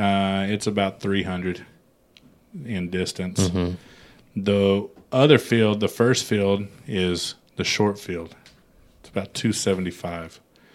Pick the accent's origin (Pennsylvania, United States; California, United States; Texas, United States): Texas, United States; San Antonio; also born or lived in Los Angeles; I'm from Texas. Mm-hmm. I'm from San Antonio.